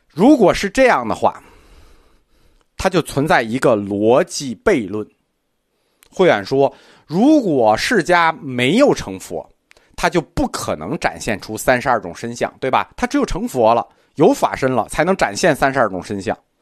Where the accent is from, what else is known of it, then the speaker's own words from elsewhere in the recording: China; 我们中国人觉得